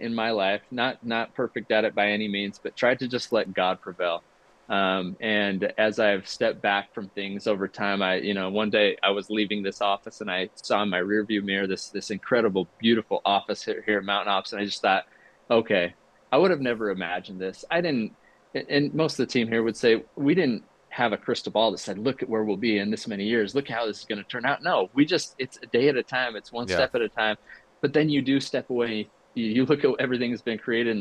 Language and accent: English; Utah, United States; I grew up here in Utah